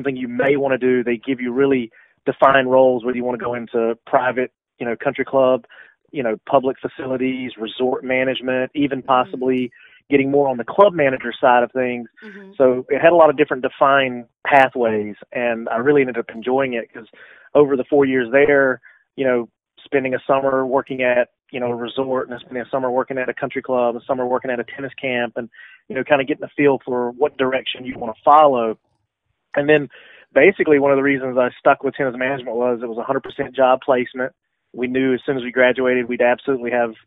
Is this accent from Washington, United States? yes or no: no; St. Pauls, North Carolina, United States; now in Camden, United States; I'm originally from a small town in southeastern North Carolina called St. Paul's, which is basically halfway between Fayetteville and Lumberton, North Carolina